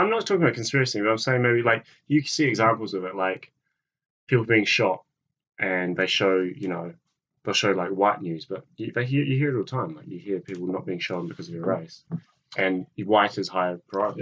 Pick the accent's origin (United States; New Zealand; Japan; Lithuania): New Zealand; as a New Zealander